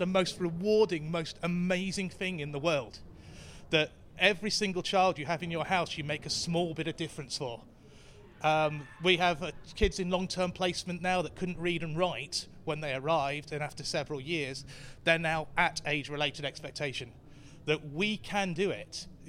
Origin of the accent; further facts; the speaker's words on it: Basingstoke, South East England, United Kingdom; I'm from Basingstoke, North Hampshire.